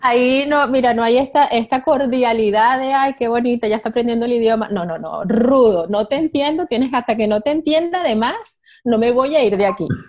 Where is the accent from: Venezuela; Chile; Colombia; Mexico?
Venezuela; moved away; Yo soy venezolana de origen